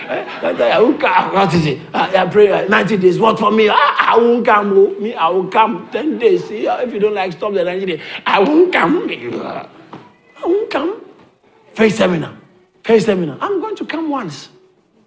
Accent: Ghana; now in United Kingdom; I grew up in Ghana

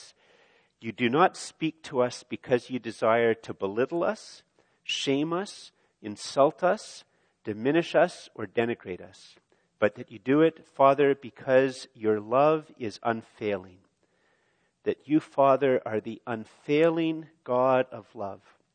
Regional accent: Canada; I'm a Canadian male

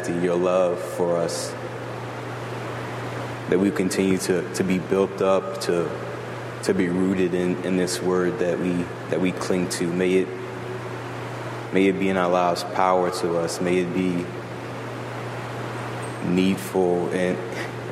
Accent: the South, United States; moved away; growing up in the South

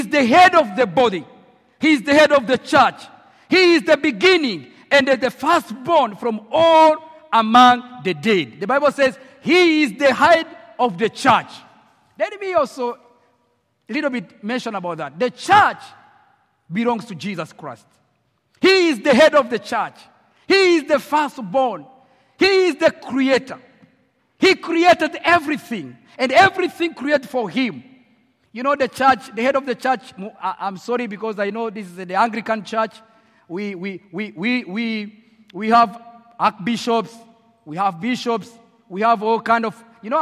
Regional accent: Rwanda; English is a second language; moved away as an adult; now in Nairobi, Kenya; I was born in Rwanda. I grew up in Rwanda.

